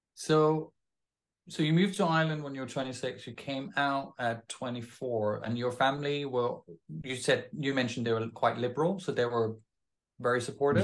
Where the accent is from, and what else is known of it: Denmark; moved away